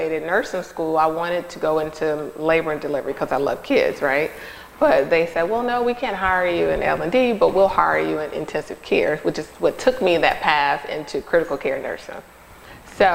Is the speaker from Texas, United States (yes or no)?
no; Charlotte, North Carolina, United States; also born or lived in Costa Rica; I was born in Costa Rica. I was actually raised all my life in North Carolina from Charlotte